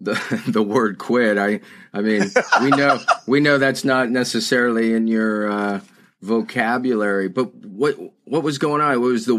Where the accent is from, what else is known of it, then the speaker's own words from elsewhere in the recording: Calabasas, California, United States; now in San Diego, United States; I grew up in the Calabasas, Malibu area.